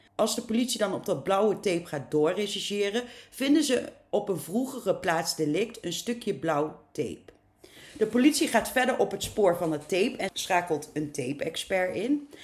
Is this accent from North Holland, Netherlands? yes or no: no; near Arnhem, Gelderland, Netherlands; Het klopt dat ik uit het oosten van het land kom, in de buurt van Arnhem.